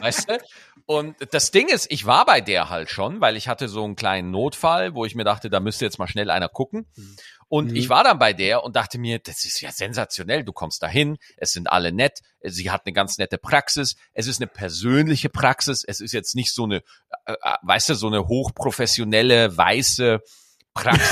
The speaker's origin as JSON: {"language": "German", "town": "Cologne", "region": "North Rhine-Westphalia", "country": "Germany", "said": "als Kölner"}